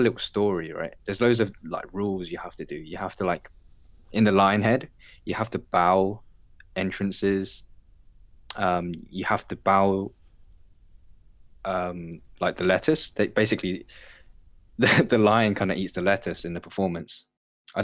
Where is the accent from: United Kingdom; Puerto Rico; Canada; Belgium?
United Kingdom; first language Cantonese; I grew up in the UK